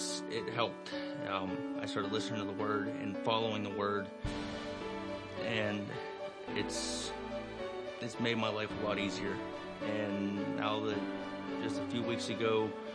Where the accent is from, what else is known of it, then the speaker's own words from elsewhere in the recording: Finleyville, Pennsylvania, United States; I was born and raised in Finleyville